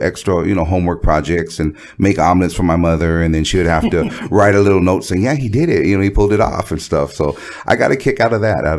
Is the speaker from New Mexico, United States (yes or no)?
no; Los Angeles, California, United States; I was raised in San Pedro, not far from Wilmington, right here, the Harbor area.